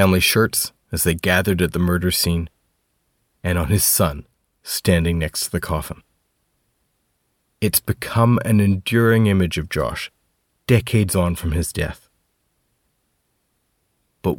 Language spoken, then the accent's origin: English; Canada; now in Scotland, United Kingdom; I'm a Canadian reporter based in Scotland.